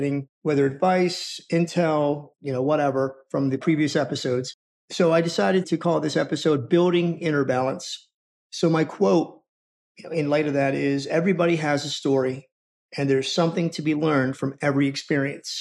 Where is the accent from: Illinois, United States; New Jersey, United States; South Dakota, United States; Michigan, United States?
New Jersey, United States; Rosenhayn; I'm from Rosenheim as well